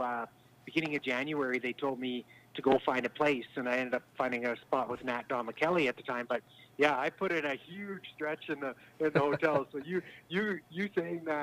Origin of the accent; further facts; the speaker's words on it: Rosthern, Saskatchewan, Canada; I grew up in Rostern